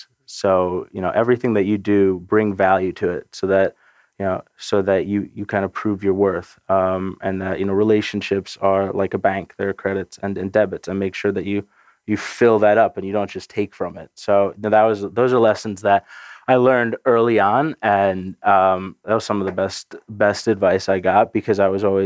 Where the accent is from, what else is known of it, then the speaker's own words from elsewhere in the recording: a suburb outside of New York City, United States; I grew up in a suburb outside of New York City